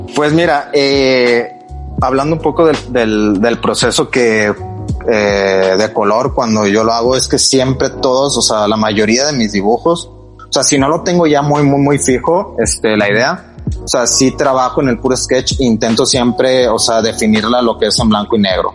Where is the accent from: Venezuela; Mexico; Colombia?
Mexico; Monterrey, Nuevo León; also born or lived in Mexico City; yo soy originario de la Ciudad de México, este, pero digo, ya, sea, pasé casi toda mi vida en Monterrey